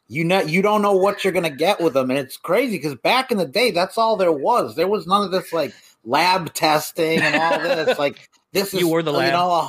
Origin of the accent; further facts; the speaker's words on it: East Coast, United States; Everybody always knows I'm from the East Coast, like, immediately out here.